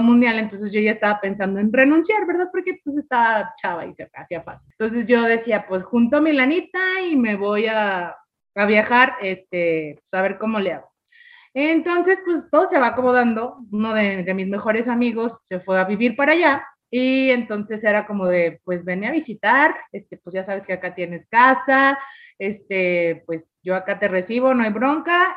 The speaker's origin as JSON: {"language": "Spanish", "country": "Mexico", "said": "los que somos mexicanos"}